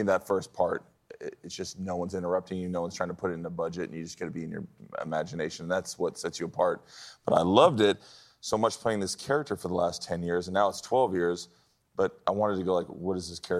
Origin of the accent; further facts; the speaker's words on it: Hawaii, United States; I'm Hawaiian